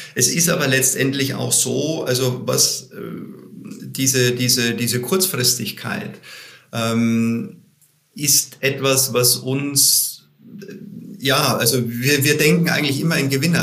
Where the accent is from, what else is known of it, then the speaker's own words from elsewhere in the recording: Bavaria, Germany; ich komme aus Bayern.